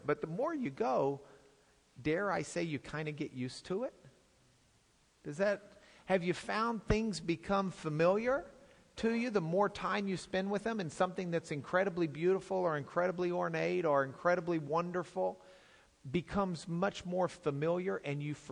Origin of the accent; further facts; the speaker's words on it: Lubbock, Texas, United States; I come from Lubbock